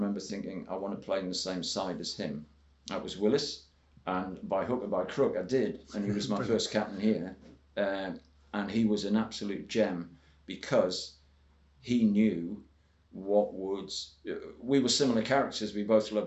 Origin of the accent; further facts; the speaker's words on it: Northumberland, North East England, United Kingdom; I wasn't even from a first-class county. I was from Northumberland.